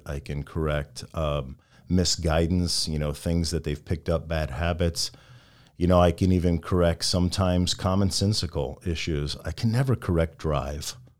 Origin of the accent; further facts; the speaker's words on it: Midwest, United States; a young kid growing up in the Midwest